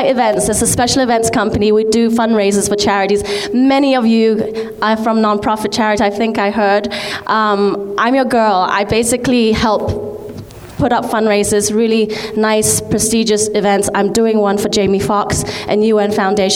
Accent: Hong Kong; I'm from Hong Kong. I'm Chinese

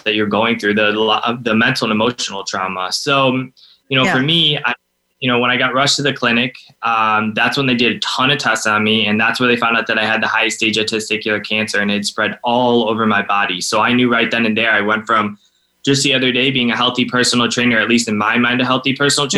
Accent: Cleveland, Ohio, United States; I'm from Cleveland, Ohio, and I'm 29 now

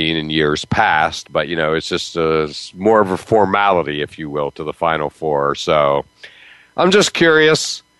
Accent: near Penn State, Pennsylvania, United States; now in Massachusetts, United States; I grew up near Penn State. I live 20 minutes from BC now.

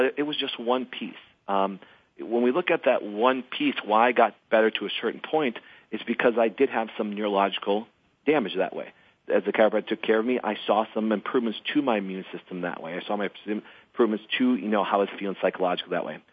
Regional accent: Crivitz, Wisconsin, United States; I grew up in Crivitz, Wisconsin. I grew up in a very small town of 900 people

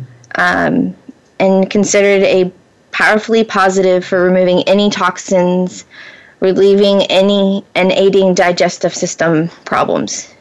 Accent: Florida, United States; now in Pacific Northwest, United States; I was born and raised in Florida.

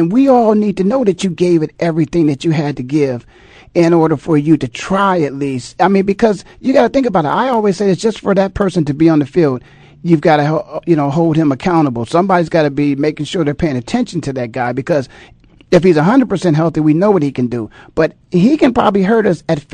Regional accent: Canton, Ohio, United States; I was born and raised in Canton, Ohio

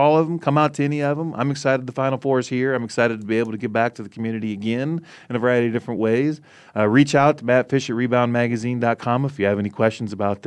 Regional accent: Iowa, United States; I'm from Iowa

